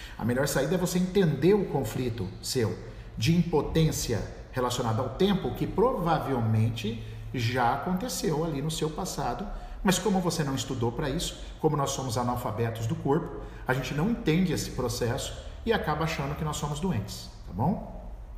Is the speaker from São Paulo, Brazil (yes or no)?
yes; São Paulo, Brazil; Eu sou do estado de São Paulo